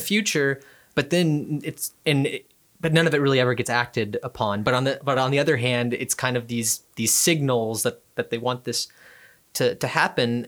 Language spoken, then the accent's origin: English; Houston, Texas, United States; I'm from Houston